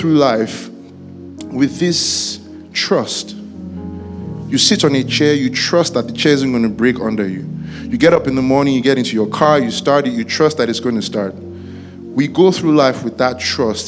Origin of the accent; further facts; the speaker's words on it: Ibadan, Oyo, Nigeria; I grew up in Ibadan